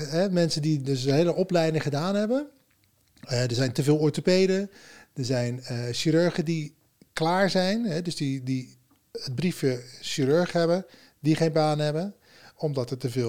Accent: Berkel en Rodenrijs, South Holland, Netherlands; uit Berkel Roderijs en daar woon ik nu

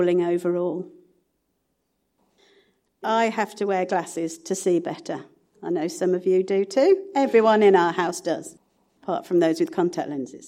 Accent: Sutton Coldfield, West Midlands, United Kingdom; also born or lived in Kings Norton; I was brought up in Sutton Coldfield

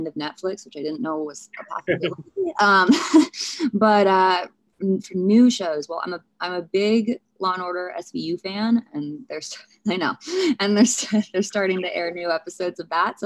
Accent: St. Louis, Missouri, United States; I was born in St. Louis

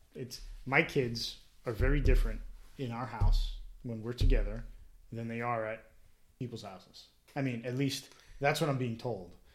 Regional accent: New Jersey, United States; born and raised in Jersey

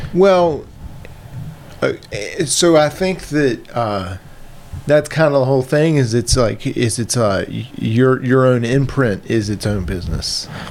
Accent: Virginia, United States; moved away; I'm from Virginia.

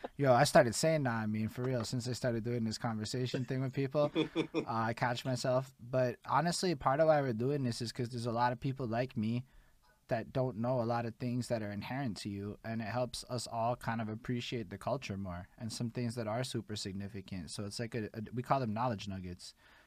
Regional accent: Montreal, Quebec, Canada; I'm from Montreal, Quebec, Canada.

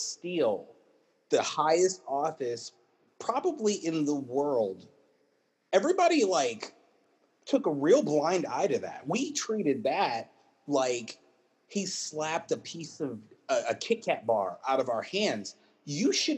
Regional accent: Virginia, United States; I'm from Virginia

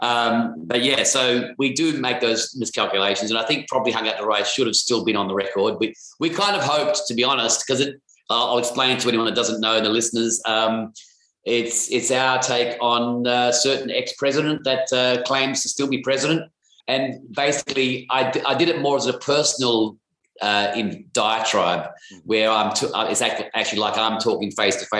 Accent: Australia; We're from Australia

